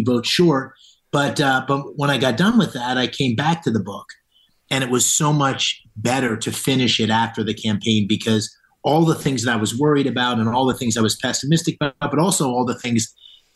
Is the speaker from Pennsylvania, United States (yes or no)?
yes; Bloomsburg, Pennsylvania, United States; moved away as an adult; also born or lived in Pittsburgh, Pennsylvania; while I was born in Pittsburgh, I grew up in Bloomsburg, Pennsylvania, which is the anthracite region of Pennsylvania